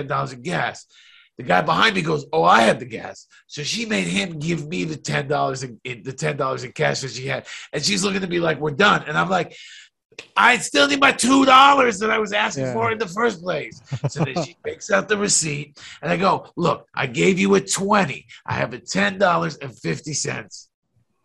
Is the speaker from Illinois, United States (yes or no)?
no; New York, United States; I'm from New York